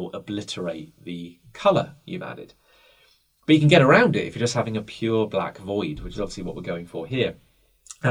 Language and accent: English; United Kingdom; I'm British